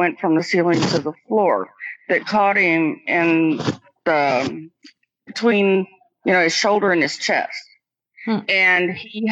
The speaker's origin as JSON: {"language": "English", "town": "Quincy", "region": "Illinois", "country": "United States", "tie": "born or raised there", "moved": "yes", "said": "my hometown in Quincy, Illinois"}